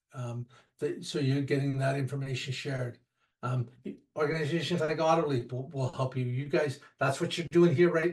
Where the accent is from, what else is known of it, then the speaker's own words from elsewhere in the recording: Canada; I'm Canadian